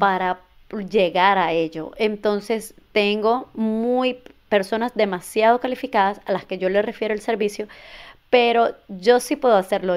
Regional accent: Venezuela; moved away as an adult; now in United States; soy inmigrante, soy venezolana. Llegué a este país hace ocho años.

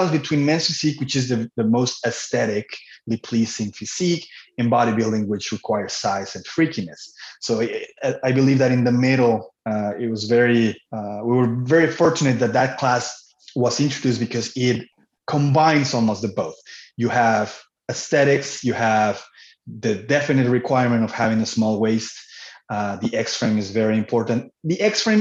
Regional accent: Cancun, Quintana Roo, Mexico; moved away as an adult; also born or lived in Manitoba, Canada; now in Canada; I was born and raised in Cancun, Mexico. I moved to Canada at the age of 19 in 2006

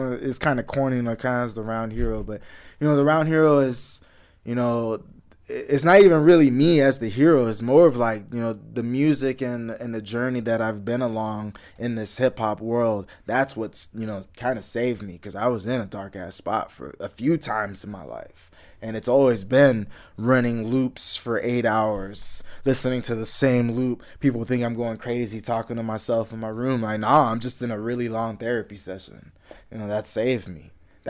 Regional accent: Houston, Texas, United States; me growing up in the Houston area and, you know, going through stuff like that.

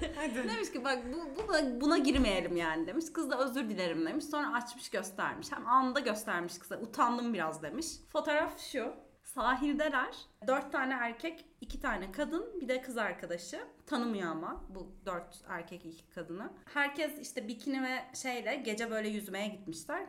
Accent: Diyarbakır, Diyarbakır Province, Turkey; Ben Diyarbakırlıyım

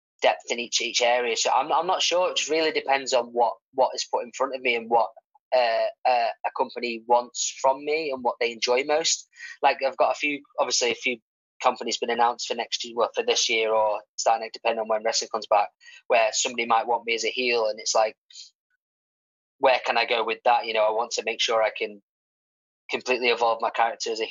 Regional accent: Stockport, North West England, United Kingdom; I'm from Stockport

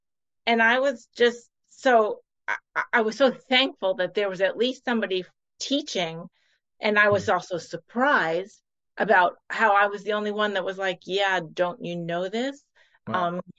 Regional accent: Long Island, New York, United States; I was raised on Long Island in New York in the 70s and 80s. So I'm going to date myself. And I was raised in a conservative Baptist Christian home

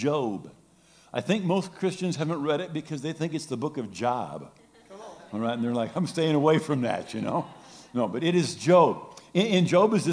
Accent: Grand Rapids, Michigan, United States; I'm from Grand Rapids, born and raised

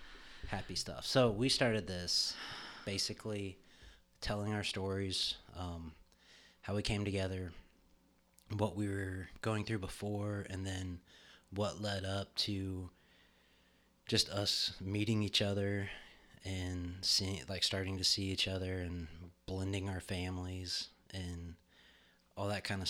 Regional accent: Bahamas; I grew up in the Bahamas.

